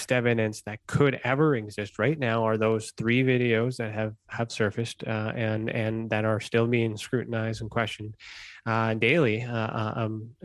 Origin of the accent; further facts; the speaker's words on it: Canada; I'm Canadian